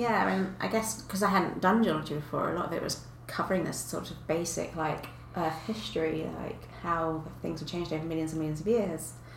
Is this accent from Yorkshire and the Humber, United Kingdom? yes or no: no; Kent, South East England, United Kingdom; also born or lived in South Ealing; now in Bath, United Kingdom; I grew up in Kent, um, in the south of England